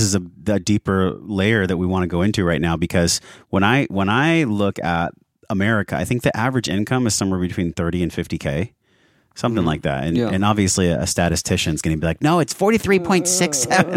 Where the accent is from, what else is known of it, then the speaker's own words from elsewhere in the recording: San Diego, California, United States; I grew up in San Diego